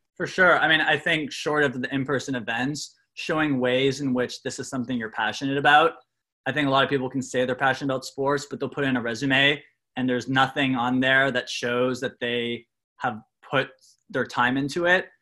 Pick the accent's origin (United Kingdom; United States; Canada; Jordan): Canada; I'm from Canada.